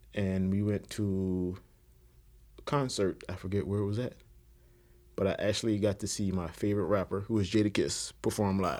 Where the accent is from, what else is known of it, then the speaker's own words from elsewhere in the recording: Conway, South Carolina, United States; am from Conway, South Carolina, which is a little city outside of Myrtle Beach